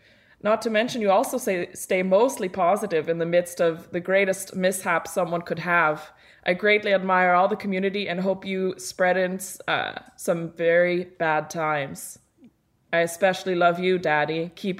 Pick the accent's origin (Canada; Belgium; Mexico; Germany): Germany; English is a second language; I'm from Germany